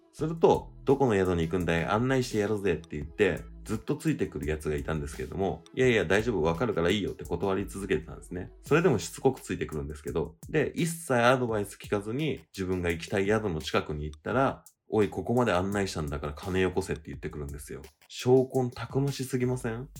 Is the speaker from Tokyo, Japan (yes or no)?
yes; Tokyo, Japan; 日本、東京